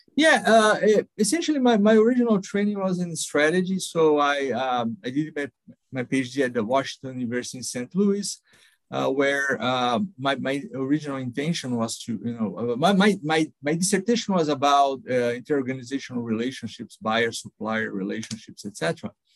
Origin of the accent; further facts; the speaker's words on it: São Paulo, Brazil; I, I grew up in São Paulo, uh, Brazil.